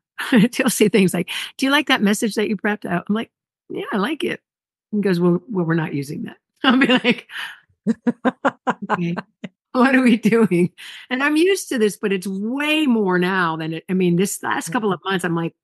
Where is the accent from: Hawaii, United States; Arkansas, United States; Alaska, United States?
Hawaii, United States; I'm from Hawaii, so I know about tsunamis